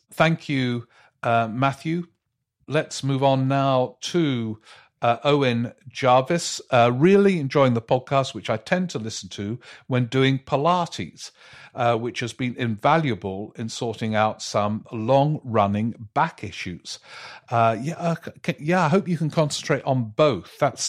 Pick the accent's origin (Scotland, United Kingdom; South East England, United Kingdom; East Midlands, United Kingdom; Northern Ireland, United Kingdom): South East England, United Kingdom; Worthing; I grew up in Worthing, and never in a million years did I think it would turn Labour.